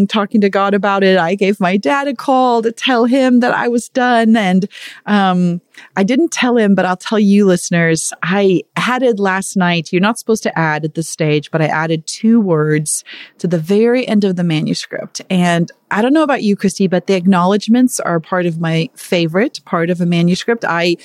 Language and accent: English; Zululand, KwaZulu-Natal, South Africa; I was born in Zulu land